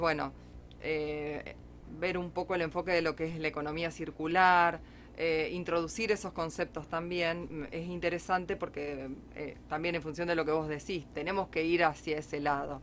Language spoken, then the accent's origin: Spanish; Rosario, Santa Fe, Argentina; los que somos de Rosario